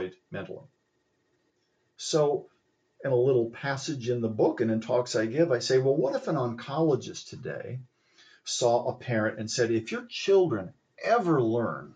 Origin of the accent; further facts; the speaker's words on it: Columbus, Ohio, United States; when I was a boy growing up in Columbus, Ohio